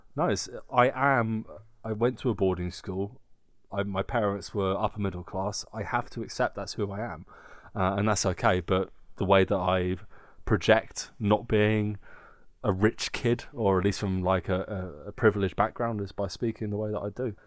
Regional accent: southern England, United Kingdom; accent: southern

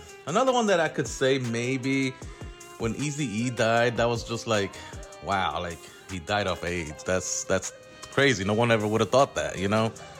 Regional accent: New York City, New York, United States; We're both from Brooklyn.

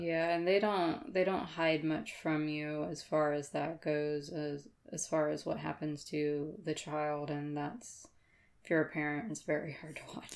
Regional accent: Florida, United States; moved away; also born or lived in Madison County, Georgia; I was from Florida

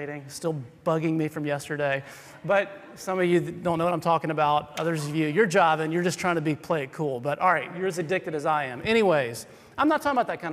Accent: South Carolina, United States; I'm from South Carolina

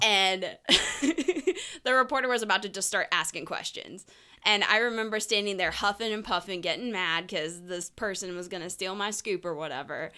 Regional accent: St. Petersburg, Florida, United States; also born or lived in Tampa; I grew up in Saint Petersburg

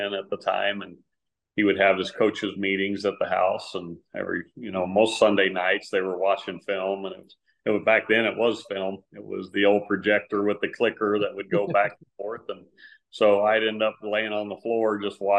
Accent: San Antonio, Texas, United States; It's kind of typical middle-class family life, you know, growing up in San Antonio

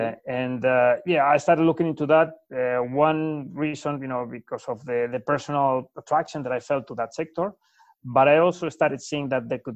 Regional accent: Madrid, Community of Madrid, Spain; moved away as an adult; I'm from Spain, born and raised in Madrid, where I studied aerospace engineering

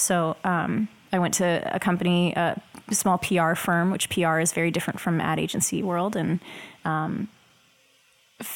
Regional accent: Oklahoma, United States; moved away as an adult; now in Dallas, United States; I'm originally from Oklahoma, so I was going

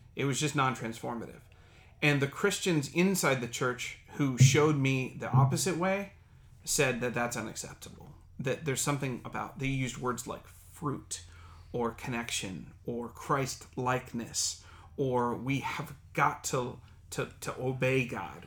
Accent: Dayton, Ohio, United States; moved away as an adult; now in Silicon Valley, United States; my hometown of Dayton, Ohio.

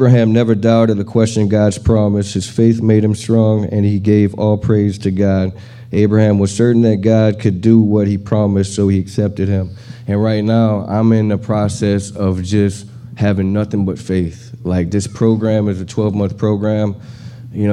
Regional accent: Louisiana, United States; now in Houston, United States; I'm from Louisiana, 34 years old.

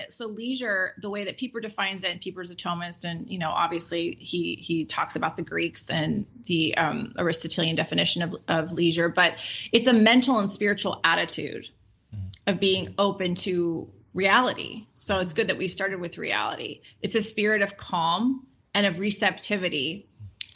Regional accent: Los Angeles, California, United States; growing up in Los Angeles

